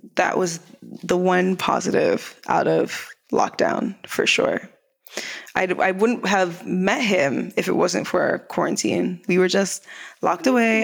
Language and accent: English; Canada; moved away as an adult; also born or lived in Jamaica; now in Los Angeles, United States